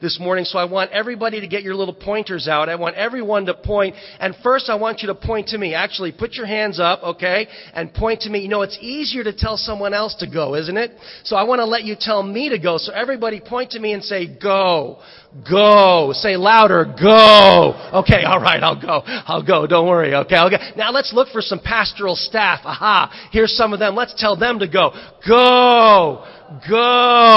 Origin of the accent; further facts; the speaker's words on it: Fairfield County, Connecticut, United States; growing up, I'm from Fairfield County, and we had some money